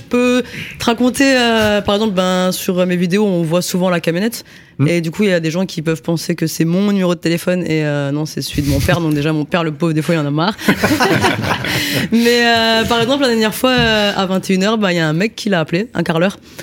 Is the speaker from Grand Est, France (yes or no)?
yes; Strasbourg, Grand Est, France; je viens de Strasbourg